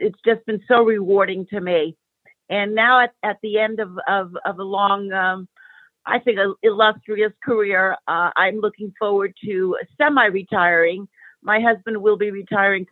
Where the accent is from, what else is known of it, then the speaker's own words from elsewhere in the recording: New York City, New York, United States; now in Los Angeles, United States; I am living in Los Angeles. I was originally from New York City. I am a child of immigrants. My parents came from the country of Greece, and I grew up immersed in that culture, and I'm bilingual.